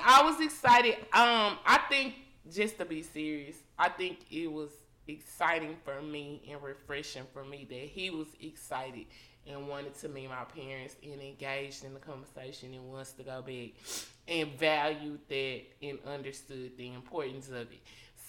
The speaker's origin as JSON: {"language": "English", "town": "Dallas", "region": "Texas", "country": "United States", "said": "I'm from Oak Cliff, but my mama and my stepdaddy do not."}